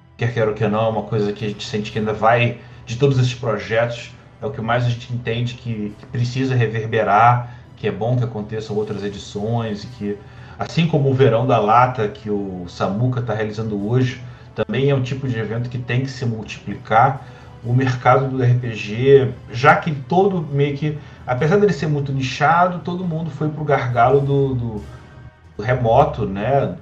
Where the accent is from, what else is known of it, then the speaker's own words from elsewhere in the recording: Rio de Janeiro, Brazil; eu sou carioca